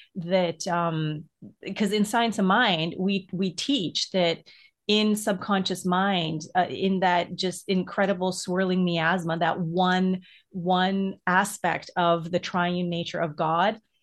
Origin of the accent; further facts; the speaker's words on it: Edmonton, Alberta, Canada; when I was younger growing up in Edmonton, um, which is in Alberta, the part of the prairies